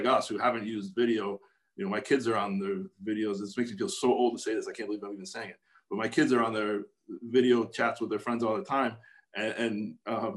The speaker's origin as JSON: {"language": "English", "town": "Buffalo", "region": "New York", "country": "United States", "also_born_or_lived": "Albany", "moved": "as an adult", "lives_now": "New York, United States", "said": "I'm from Buffalo, and I went to school in Albany"}